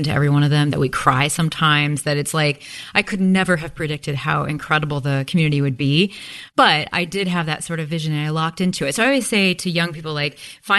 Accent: Midwest, United States; And there's something about growing up in the Midwest too.

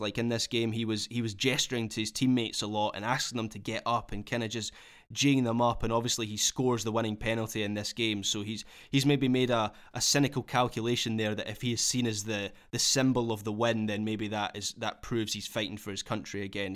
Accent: Scotland, United Kingdom; as a Scot

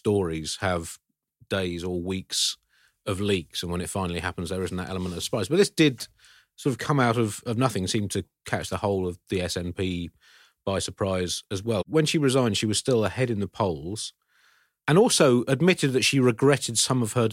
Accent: England, United Kingdom; I am English

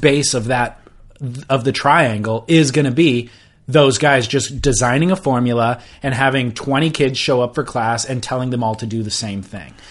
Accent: Orange County, California, United States; growing up in Orange

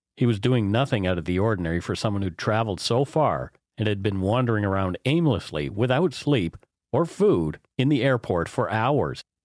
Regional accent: Canada; We are ordinary Canadian schmucks

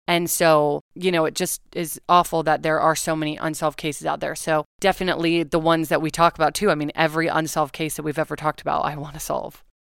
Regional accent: Los Angeles, California, United States; also born or lived in Studio City, California / Oregon; I'm from LA. So I grew up in the Malibu, Calabasas area. So I have lived in LA my whole life

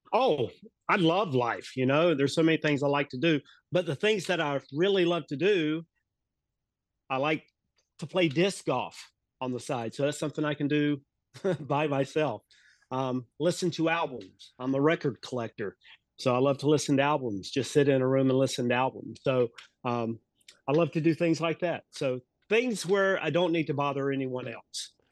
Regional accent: Mooresville, North Carolina, United States; also born or lived in Charleston, South Carolina / Charlotte, North Carolina; I grew up in Mooresville, North Carolina. Um, I was here my entire life until I graduated high school in nineteen eighty-two.

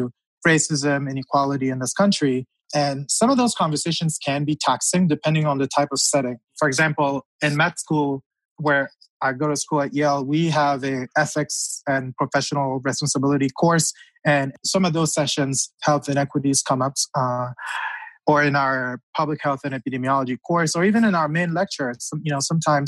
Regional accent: Cameroon; moved away; I grew up in Cameroon

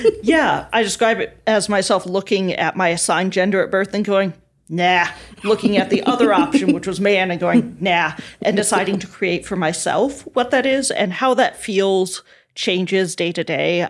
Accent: South Dakota, United States; I was raised evangelical Christian in the Midwest, in South Dakota

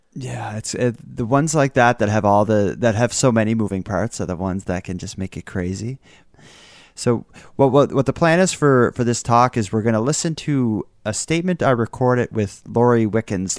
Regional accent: Canada; as a Canadian

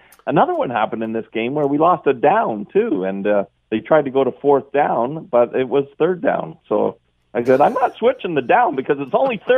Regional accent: Canada; Like, I'm a Canadian soccer guy.

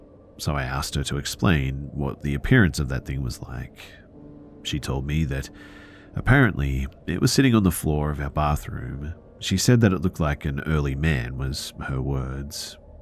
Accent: India; English is a second language; The thing is, too, is that I'm from India, of all places. Nobody ever heard of any Bigfoot in India

